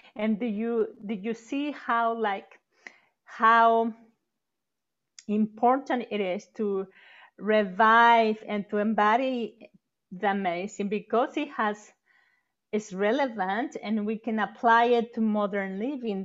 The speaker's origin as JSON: {"language": "English", "country": "Mexico", "tie": "born or raised there", "moved": "yes", "said": "growing up in Mexico"}